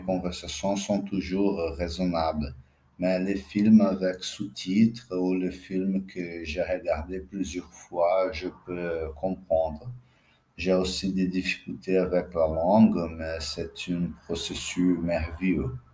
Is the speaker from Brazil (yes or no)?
yes; Brazil; French is a second language; je suis brésilien, j'ai 40 ans, je parle portugais